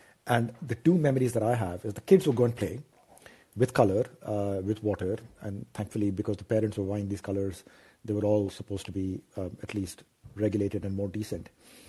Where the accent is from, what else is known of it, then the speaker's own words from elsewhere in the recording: Ranchi, Jharkhand, India; So I grew up in Ranchi, you know, in a very sort of tightly knit neighborhood